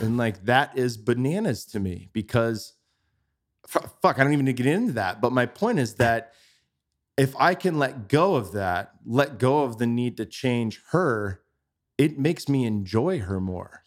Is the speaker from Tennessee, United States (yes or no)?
no; Bay Area, California, United States; moved away as an adult; now in Austin, United States; I grew up in the Bay Area